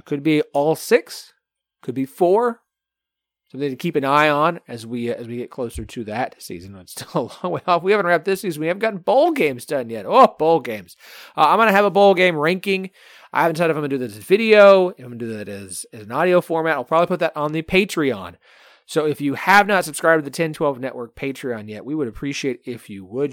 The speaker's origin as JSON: {"language": "English", "region": "Oklahoma", "country": "United States", "tie": "born or raised there", "moved": "yes", "lives_now": "Arkansas, United States", "said": "I live in Arkansas now, and I grew up in Oklahoma"}